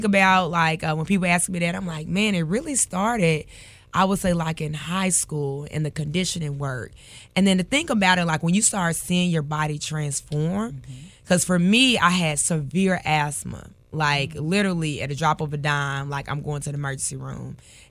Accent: Memphis, Tennessee, United States; Oh, so Raleigh, Egypt.

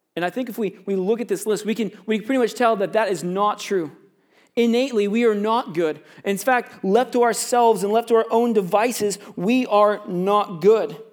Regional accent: Florida, United States; now in Canada; I grew up in Florida

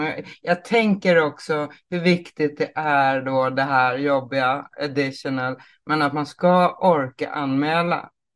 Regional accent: Småland, Sweden; Jag kommer ju från Småland också.

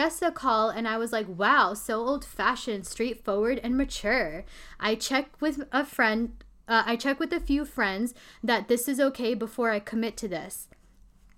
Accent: Pakistan; we're Pakistani

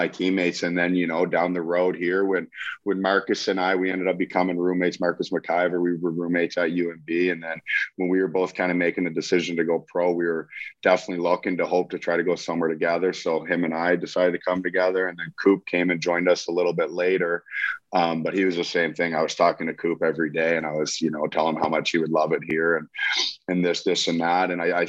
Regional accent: Fredericton, New Brunswick, Canada; also born or lived in Halifax; I grew up and I was from Fredericton, but I went away at 16 to play junior hockey

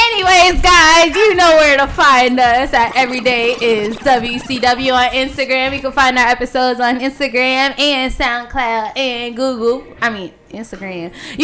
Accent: New York City, New York, United States; I'm from Queens

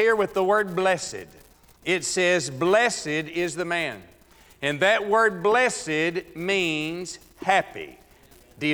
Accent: Texas, United States; moved away; back in my home state of Texas

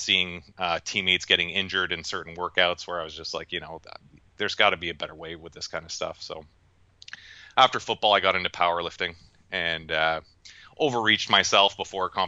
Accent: Canada; now in United States; I grew up north in Canada

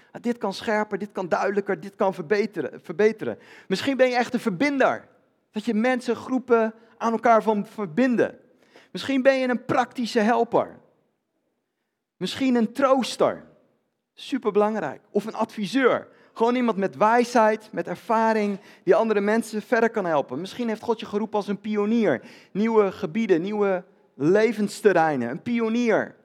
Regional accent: Netherlands

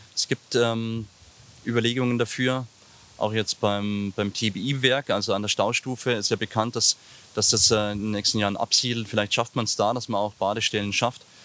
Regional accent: Ingolstadt, Bavaria, Germany; ich komme aus Gerolfing, bin gebürtiger Ingolstädter, in der Maulklinik geboren und eben in Gerolfing äh, in den Kindergarten gegangen, in die Schule gegangen

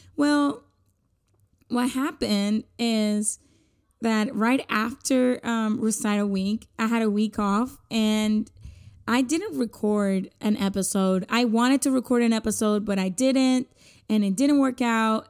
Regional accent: Puerto Rico; first language Spanish; English is a second language; now in United States; I am Puerto Rican, and my first language is Spanish

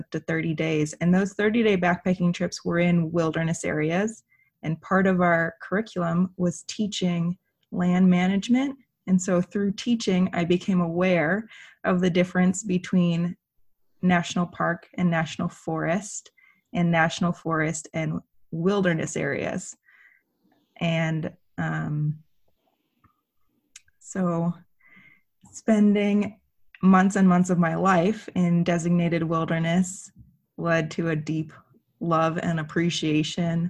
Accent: Seattle, Washington, United States; moved away as an adult; now in Montana, United States; I grew up in Seattle, Washington on Puget Sound

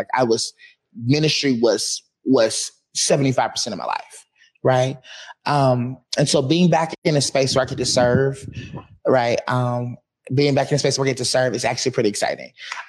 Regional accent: the South, United States; I was raised in the South where Black excellence is taught, it's instilled.

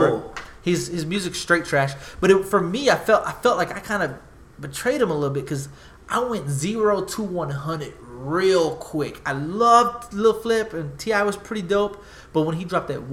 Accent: Smithville, Texas, United States; growing up in Smithville from Texas

